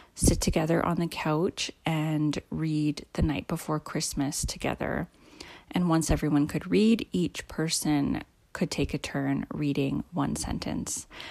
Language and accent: English; Philadelphia, Pennsylvania, United States; growing up where I grew up in Philadelphia